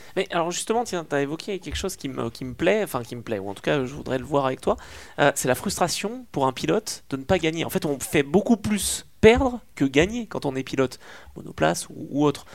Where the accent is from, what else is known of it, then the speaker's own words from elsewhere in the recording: Auvergne-Rhône-Alpes, France; en tant qu'Auvergnat